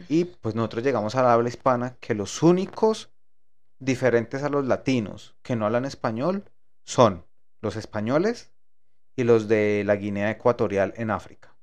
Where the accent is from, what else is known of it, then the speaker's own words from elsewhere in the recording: Colombia; moved away as an adult; now in United States; cuando salí de Colombia